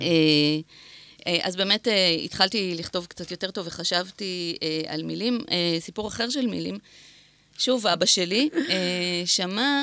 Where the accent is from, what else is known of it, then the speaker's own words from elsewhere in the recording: Netanya, Central District, Israel; גדלתי בנתניה